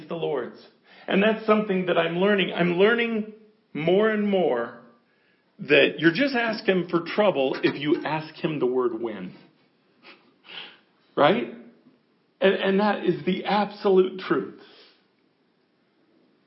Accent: United States; we're American.

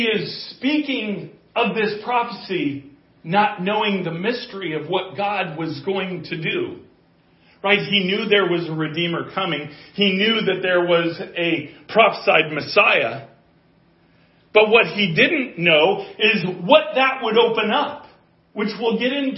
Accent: Colorado, United States; I'm from Colorado

